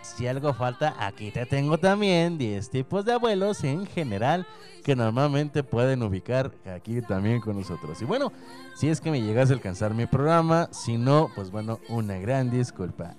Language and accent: Spanish; Mexico; Nosotros aquí en México